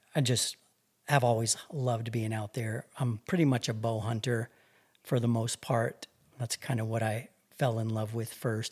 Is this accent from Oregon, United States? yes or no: no; Albuquerque, New Mexico, United States; I grew up right here in Albuquerque